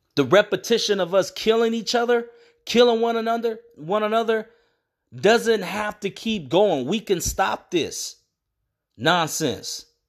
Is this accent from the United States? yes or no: yes; San Bernardino, California, United States; moved away; also born or lived in Sacramento, California; I was raised in San Bernardino